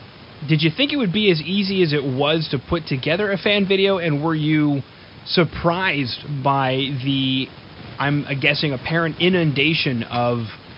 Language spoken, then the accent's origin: English; Winnipeg, Manitoba, Canada; now in Edmonton, Canada; I'm not from Edmonton originally, I'm from Winnipeg